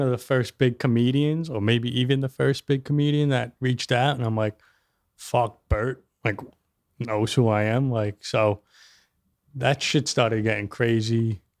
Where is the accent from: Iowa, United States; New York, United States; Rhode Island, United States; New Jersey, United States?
New York, United States; New York City; I'm from Staten Island.